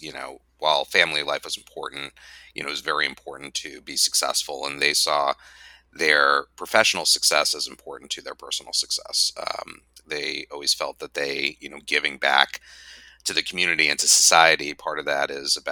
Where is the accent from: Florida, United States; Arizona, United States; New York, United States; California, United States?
Arizona, United States; Phoenix; now in Washington, D.C., United States; I grew up in Phoenix, Arizona.